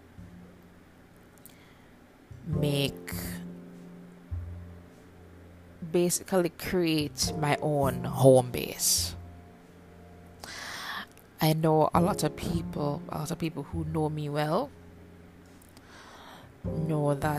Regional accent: Kingston, Jamaica; moved away as an adult; now in Canada; I'm from Kingston, Jamaica, and I'm also a Canadian newbie

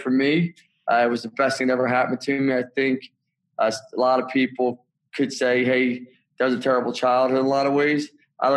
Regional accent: Philadelphia, Pennsylvania, United States; also born or lived in Hershey, Pennsylvania / Council Rock, Pennsylvania; I come from Northeast Philly, Bucks County

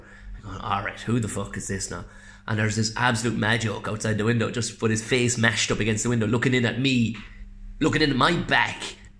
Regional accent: South Tipperary, Munster, Ireland; I'm from South Tipperary.

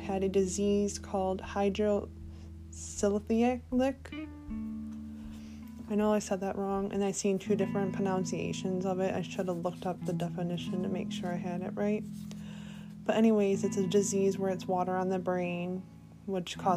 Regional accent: Michigan, United States; my home state of Michigan

